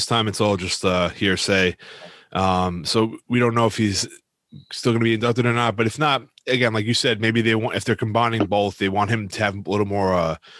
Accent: New York, United States; obviously we're from New York.

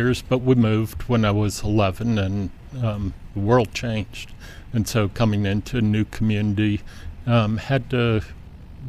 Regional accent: San Lorenzo, California, United States; I'm from San Lorenzo, California.

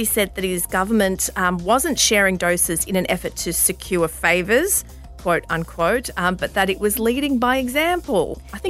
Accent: Australia; As an Australian who lives in the upside down hemisphere

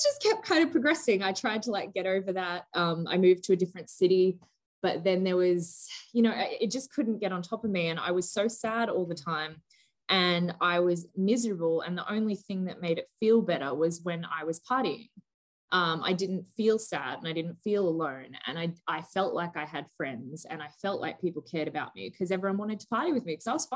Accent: Gold Coast, Queensland, Australia; moved away as an adult; also born or lived in Melbourne / Santa Monica; I'm from the Gold Coast. So like, this little town called Burleigh Head

